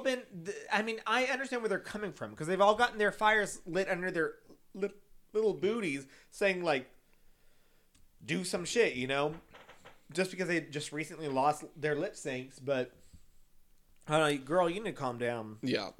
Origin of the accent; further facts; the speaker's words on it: San Antonio, Texas, United States; I'm from San Antonio